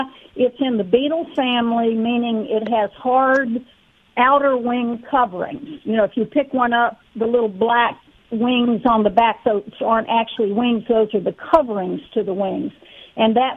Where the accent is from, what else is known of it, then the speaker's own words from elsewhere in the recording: East Tennessee, United States; Like any southern girl, I grew up in East Tennessee, and I just grew up with lightning bugs is what we call them